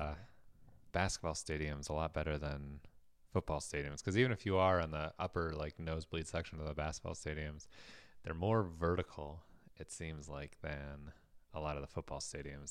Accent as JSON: {"language": "English", "town": "San Francisco", "region": "California", "country": "United States", "tie": "born or raised there", "moved": "yes", "lives_now": "Minnesota, United States", "said": "I was born in San Francisco"}